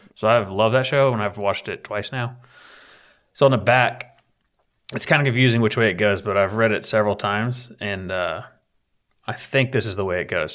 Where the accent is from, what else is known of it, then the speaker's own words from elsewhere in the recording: Appalachia, United States; I'm from Appalachia